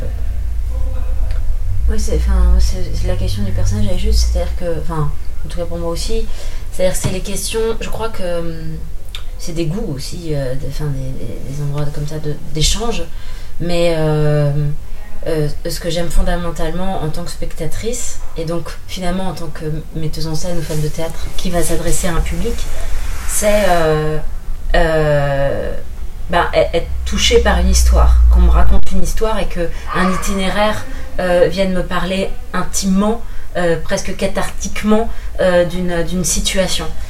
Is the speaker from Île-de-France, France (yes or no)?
yes; Paris, Île-de-France, France; je, suis parisienne d'origine, j'ai grandi à Paris